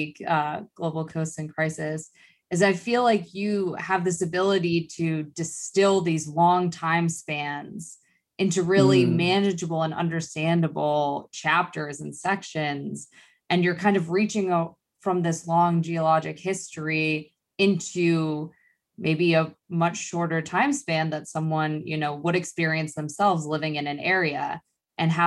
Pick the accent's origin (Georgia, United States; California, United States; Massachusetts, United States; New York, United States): Massachusetts, United States; moved away; I grew up in Massachusetts